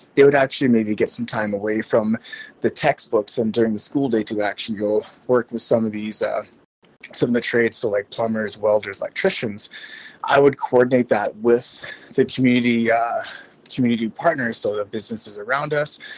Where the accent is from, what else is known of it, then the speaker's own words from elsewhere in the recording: Canada; moved away as an adult; also born or lived in Alberta, Canada; now in Macau; I am in Macau right beside Hong Kong. I'm originally Canadian.